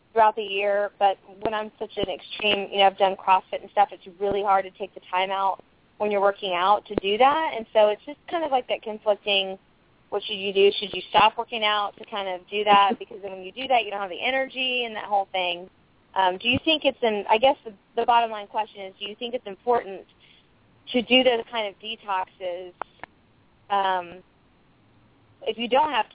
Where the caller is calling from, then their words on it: Tampa, Florida, United States; from Tampa.